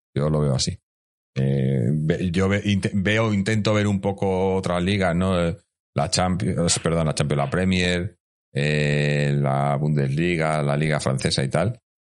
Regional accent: Community of Madrid, Spain; la gente que, que somos de Madrid

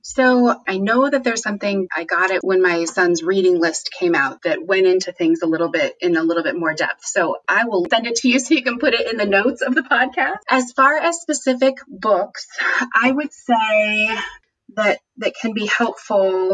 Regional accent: United States; as white people growing up in the United States

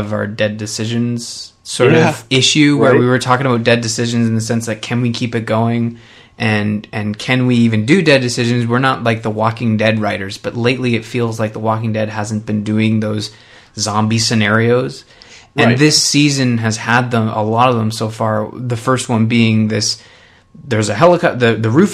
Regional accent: Canada; I'm Canadian

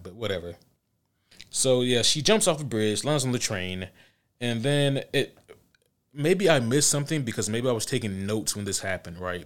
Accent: Georgia, United States; I'm from Georgia

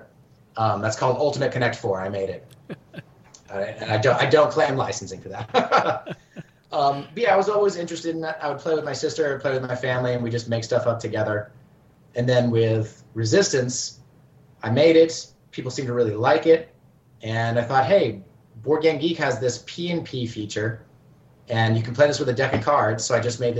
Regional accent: Oklahoma, United States; moved away as an adult; also born or lived in South Korea; I grew up in Oklahoma

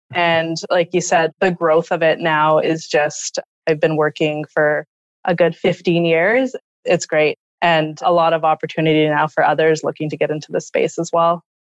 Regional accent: Thunder Bay, Ontario, Canada; I grew up in Thunder Bay, Ontario, Northwestern Ontario

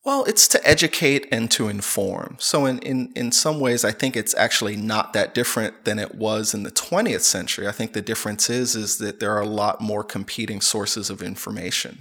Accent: United States; moved away as an adult; I'm originally from the United States

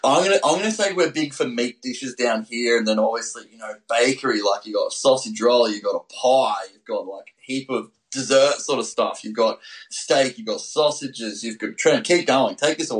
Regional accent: Australia; my hometown in Australia.

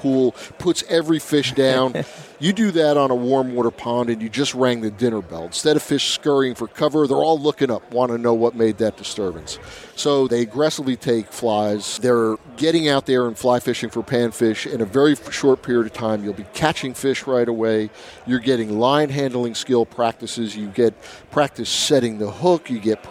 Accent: Irvington, New Jersey, United States; also born or lived in Monmouth County, New Jersey; I grew up right here in New Jersey, born and raised in New Jersey my whole life.

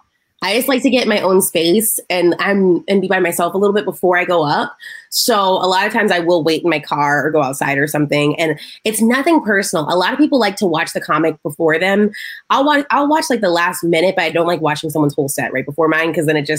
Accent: the South, United States; I'm from the South

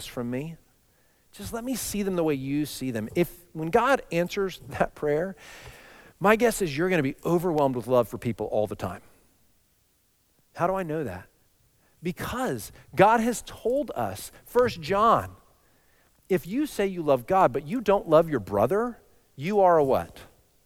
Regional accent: Texas, United States; moved away; I grew up in Texas

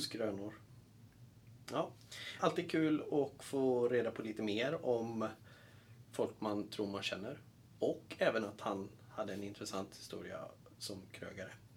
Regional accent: outside Borås, Västra Götaland, Sweden; jag är ju född utanför Borås

